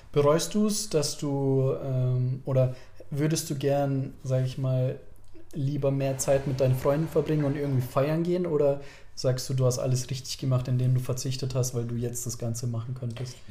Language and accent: German; Germany; wir sind hier geboren, wir haben von klein auf die Sprache gelernt